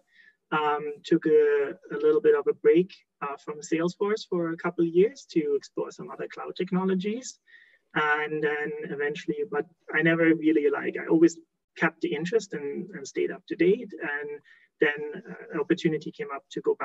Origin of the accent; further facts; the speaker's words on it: Germany; moved away as an adult; now in Alberta, Canada; born and raised in Germany, like in case someone picks up the accent, but been living in Canada, in beautiful Alberta, for the last 15 plus years.